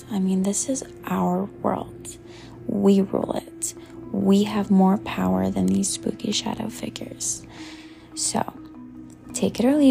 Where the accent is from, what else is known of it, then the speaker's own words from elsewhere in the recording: Colorado Springs, Colorado, United States; I grew up in South Colorado Springs, Colorado